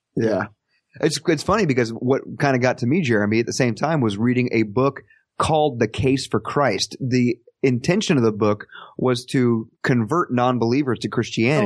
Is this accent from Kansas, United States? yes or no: yes; Parsons, Kansas, United States; my hometown here, Parsons, Kansas